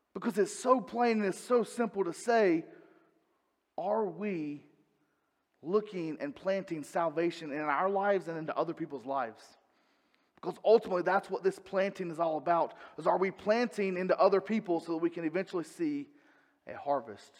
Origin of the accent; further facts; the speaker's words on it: North Carolina, United States; I'm from the South, I'm from North Carolina